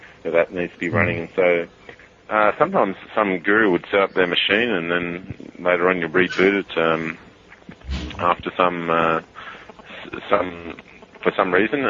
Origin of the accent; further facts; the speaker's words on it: Sydney, New South Wales, Australia; I'm actually obviously from Sydney